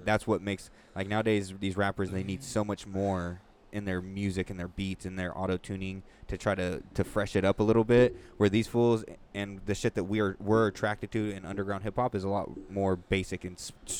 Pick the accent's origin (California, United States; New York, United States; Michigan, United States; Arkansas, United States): California, United States; we're from California